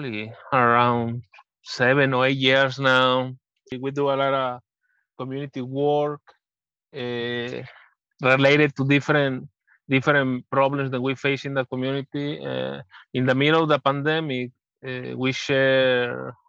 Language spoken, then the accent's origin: English; Mexico; now in United States; I was born in Mexico